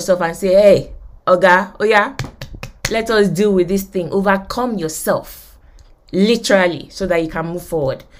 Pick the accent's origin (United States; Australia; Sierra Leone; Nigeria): Nigeria; moved away; I grew up in Nigeria. I went to University of Lagos